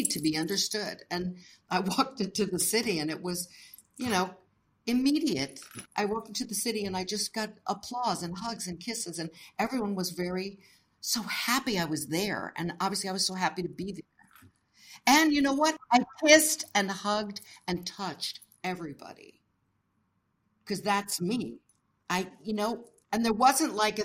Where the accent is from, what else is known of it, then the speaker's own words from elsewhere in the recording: Tampa, Florida, United States; moved away as an adult; also born or lived in London / New York; I'm here from Tampa